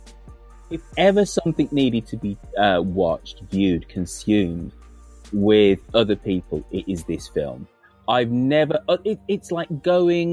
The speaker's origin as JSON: {"language": "English", "country": "United Kingdom", "tie": "born or raised there", "said": "being a British kid in the 1970s"}